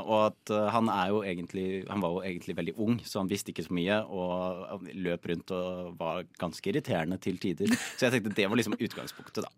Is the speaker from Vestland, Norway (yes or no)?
no; Bærum, Akershus, Norway; jeg er fra Bærum